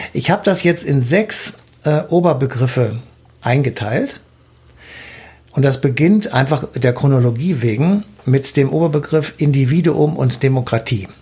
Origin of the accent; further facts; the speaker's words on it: Germany; Bei uns in Deutschland